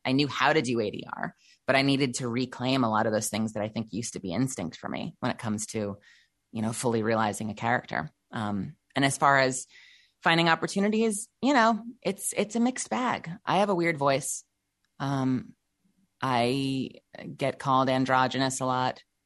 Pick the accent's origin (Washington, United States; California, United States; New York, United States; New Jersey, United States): New York, United States; Eastern Long Island; also born or lived in Brooklyn, New York; I lived most of my life in Brooklyn, but I was raised out on Eastern Long Island